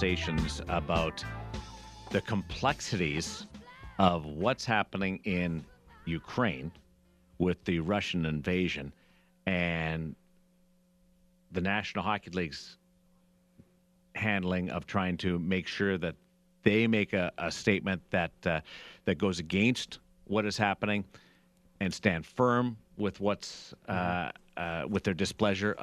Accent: Canada; I'm Canadian

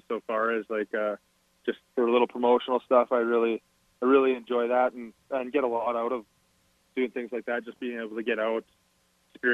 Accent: Calgary, Alberta, Canada; I'm from the city. I've been born and raised in Calgary

